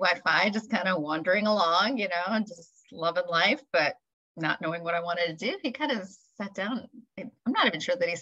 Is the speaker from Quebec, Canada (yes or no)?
yes; Montreal, Quebec, Canada; also born or lived in India; I was actually born in India, but my parents moved to Montreal when I was 5. So I grew up in Montreal.